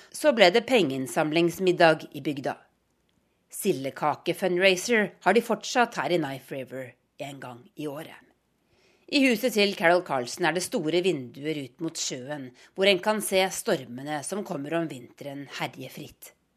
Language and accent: Norwegian; Lofoten, Nordland, Norway; Lofoten? spør jeg, og forteller at det er der jeg kommer fra.